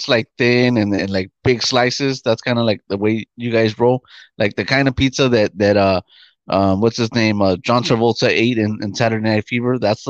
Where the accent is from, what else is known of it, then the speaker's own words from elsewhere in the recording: New York, United States; We're from New York.